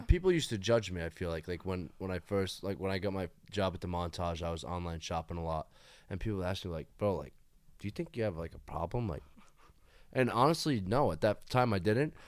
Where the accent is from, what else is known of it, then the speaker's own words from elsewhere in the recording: Fall River, Massachusetts, United States; moved away as an adult; also born or lived in Nashville, Tennessee; now in Hollywood, United States; born and raised in Fall River, Massachusetts